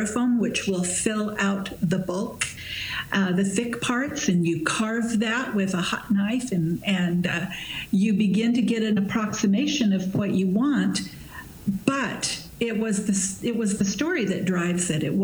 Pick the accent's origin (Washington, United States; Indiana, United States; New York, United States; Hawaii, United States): Washington, United States; moved away as an adult; also born or lived in Cincinnati; now in Utah, United States; I'm from Washington